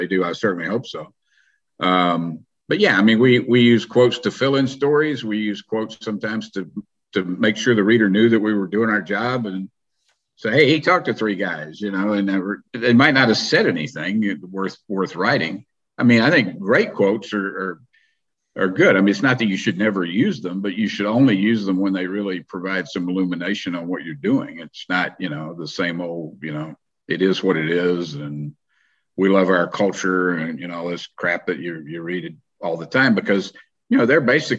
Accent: North Carolina, United States; moved away; I come from North Carolina where college basketball is so big.

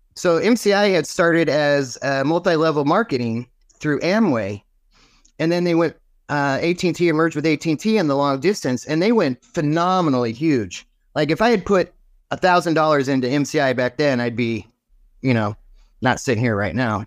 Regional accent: Martinez, California, United States; moved away as an adult; also born or lived in Cleveland, Ohio / Phoenix, Arizona; I grew up in California, originally Northern California. I was born in the hospital of my last name

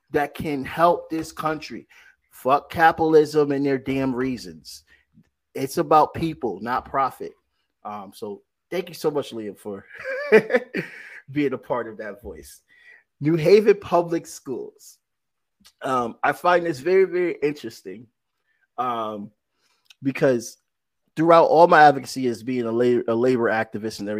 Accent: Bridgeport, Connecticut, United States; I grew up in Bridgeport

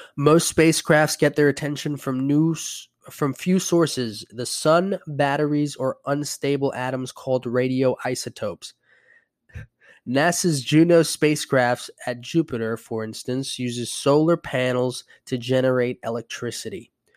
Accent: Puerto Rico; moved away; I'm from Puerto Rico

